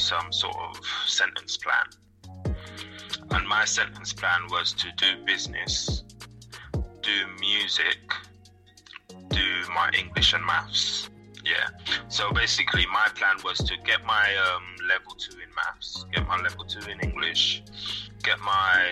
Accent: St. Lucia; I was born in St. Lucia. I'm from the Caribbean.

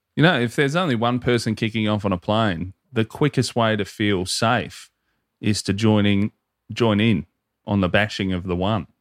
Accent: Hoppers Crossing, Victoria, Australia; I am from Hopper's Crossing.

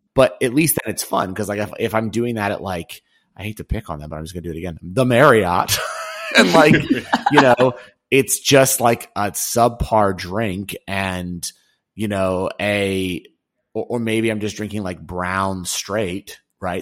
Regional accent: New York, United States; I'm a New Yorker

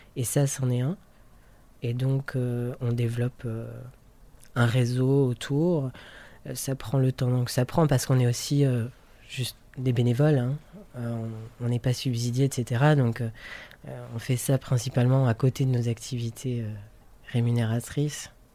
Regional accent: France; moved away as an adult; now in Brussels, Belgium; je suis français, j'habite à Bruxelles depuis 7 ans.

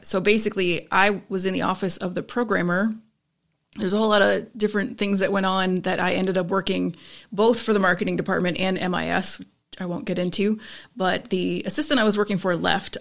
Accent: Tampa, Florida, United States; moved away as an adult; also born or lived in Midwest / Ireland; now in Syracuse, United States; I'm actually a Midwesterner raised in Florida, now moved to the Northeast

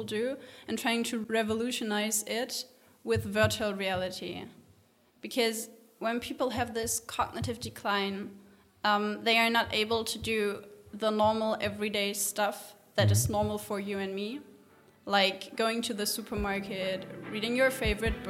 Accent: Hanover, Lower Saxony, Germany; moved away as an adult; now in Heidelberg, Germany; I'm originally from Hanover. I'm living in South Germany in the beautiful city of Heidelberg for the last

